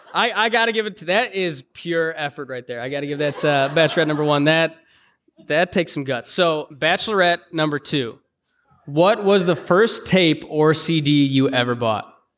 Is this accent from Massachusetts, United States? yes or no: no; Chicago, Illinois, United States; we're both from Chicago